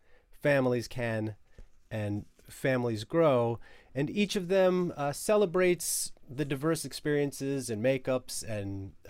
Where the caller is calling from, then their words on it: Brooklyn, New York, United States; I am from zooming in from Brooklyn, New York, where it is a sort of March slushy gray afternoon.